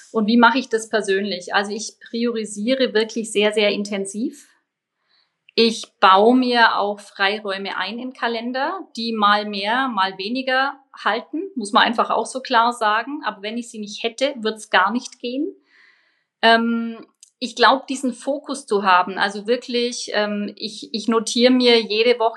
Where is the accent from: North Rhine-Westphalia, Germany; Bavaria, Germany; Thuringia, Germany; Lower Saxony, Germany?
Bavaria, Germany; Also als Allgäuerin natürlich Skifahren, was natürlich immer weniger geht.